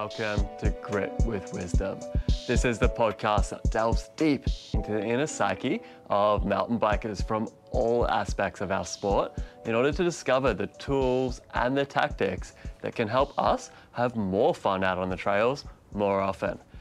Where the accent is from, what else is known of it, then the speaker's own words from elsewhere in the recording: country Victoria, Australia; moved away as an adult; also born or lived in New Zealand; I'm originally from Australia. I grew up in country Victoria there, riding bikes